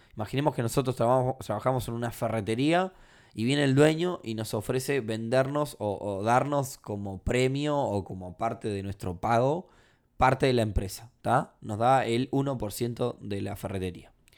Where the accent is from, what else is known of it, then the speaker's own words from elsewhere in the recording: Uruguay; No porque sea uruguayo